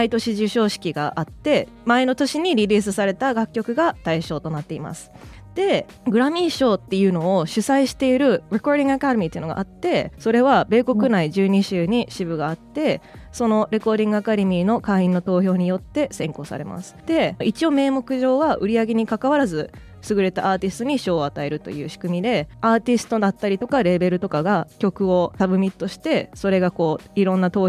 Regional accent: California, United States; 今住んでるのもアメリカなんですけどまあ行ったり来たりっていうのは割とずっとやってて今はアメリカに住んで今来日中です

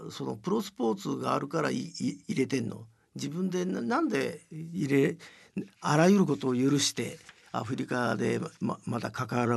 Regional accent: Japan; 私はあの、まあ、日本で生まれて教育もそこそこの教育受けちゃったんで気が付かなかったんですけ

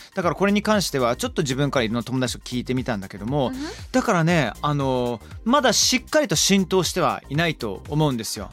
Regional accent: Somerset, South West England, United Kingdom; 僕の地元サマーセットっていうところなんですけれども

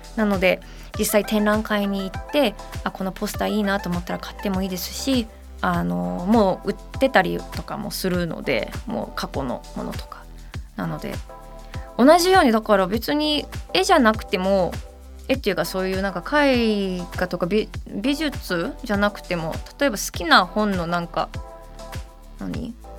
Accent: Detroit, Michigan, United States; moved away; 我が故郷のアメリカミシガン州デトロイト

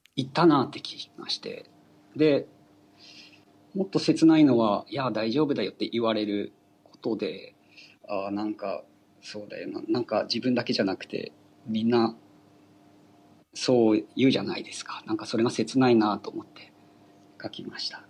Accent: Aomori, Japan; also born or lived in Tokyo; 一度挫折して地元の青森に帰って

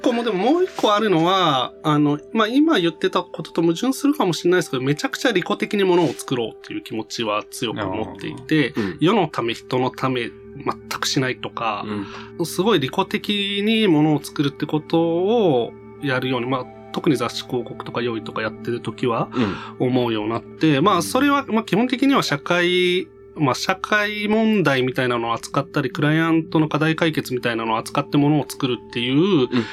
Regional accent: Osaka, Japan; moved away; also born or lived in Nagoya; 大阪で育って名古屋で生まれて

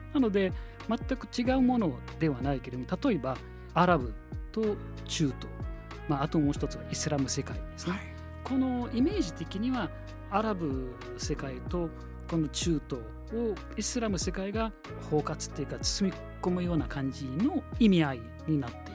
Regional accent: Egypt; Japanese is a second language; now in Japan; エジプト出身です

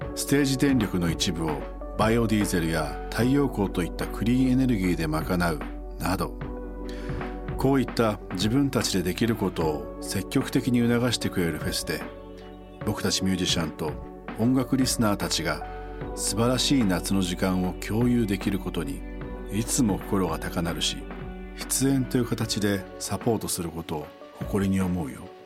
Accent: Echizen, Fukui, Japan; now in Tokyo, Japan; 僕が育った地元福井県の越前市

